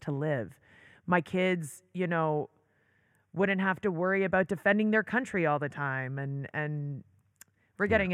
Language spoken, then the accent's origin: English; Toronto, Ontario, Canada; moved away as an adult; also born or lived in New York; now in Israel; I loved growing up in Toronto.